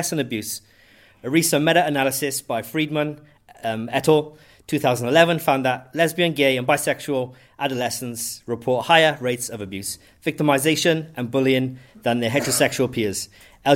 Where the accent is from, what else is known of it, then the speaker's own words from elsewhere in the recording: Wales, United Kingdom; moved away as an adult; now in Christchurch, New Zealand; I'm from Wales. I moved here about 10 years ago.